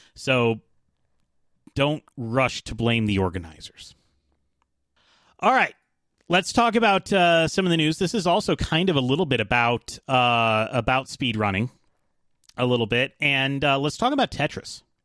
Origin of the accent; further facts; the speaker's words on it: Atlanta, Georgia, United States; I'm from Atlanta.